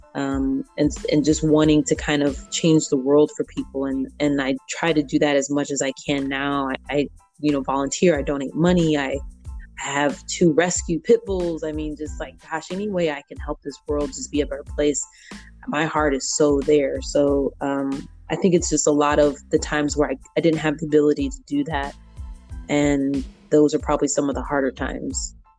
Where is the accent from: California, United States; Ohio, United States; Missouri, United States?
Missouri, United States; St. Louis; moved away as an adult; also born or lived in Belleville; now in Chicago, United States; the same people that I know from my hometown